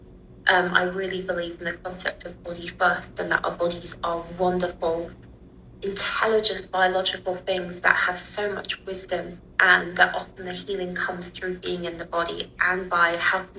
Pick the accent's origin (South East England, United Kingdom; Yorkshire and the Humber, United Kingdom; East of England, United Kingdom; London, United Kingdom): London, United Kingdom; accent: British; So I grew up in the UK, in London, in the noughties